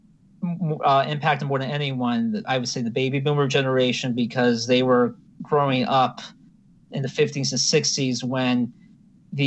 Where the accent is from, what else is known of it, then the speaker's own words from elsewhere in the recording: Hershey, Pennsylvania, United States; also born or lived in Hazleton, Pennsylvania; I grew up actually in Hershey, Pennsylvania, but my family is originally from about 90 minutes north